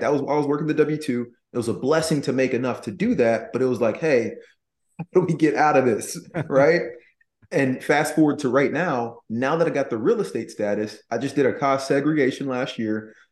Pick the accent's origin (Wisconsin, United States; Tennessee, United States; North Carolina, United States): Tennessee, United States; Nashville; moved away; I was born in Nashville